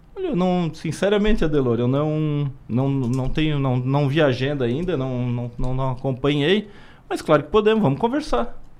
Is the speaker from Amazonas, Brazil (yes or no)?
no; Criciúma, Santa Catarina, Brazil; minha terra